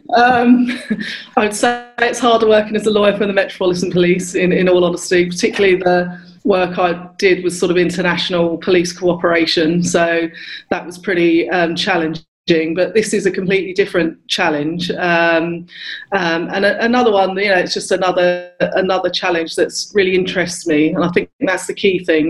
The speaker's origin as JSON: {"language": "English", "town": "Luton", "region": "East of England", "country": "United Kingdom", "tie": "born or raised there", "said": "I grew up in Luton, so really diverse oh, area"}